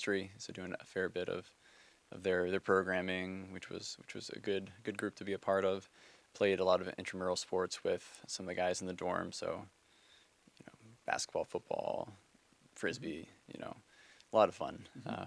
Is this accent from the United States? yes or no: yes; Baltimore, Maryland, United States; I'm from Baltimore, Maryland, born and raised.